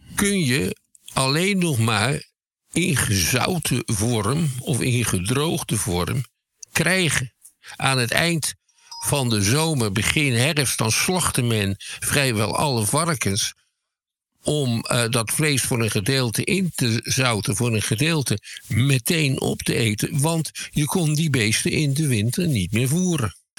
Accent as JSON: {"language": "Dutch", "town": "Schiedam", "region": "South Holland", "country": "Netherlands", "said": "Ik kom zelf uit Schiedam"}